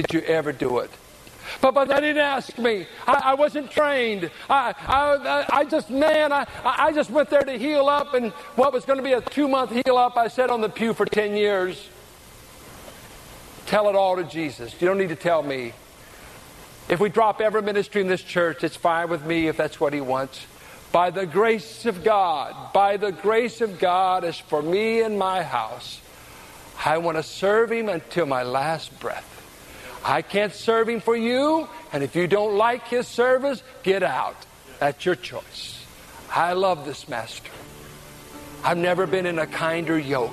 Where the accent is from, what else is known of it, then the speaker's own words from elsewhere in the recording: San Pablo, California, United States; I grew up in San Pablo with rednecks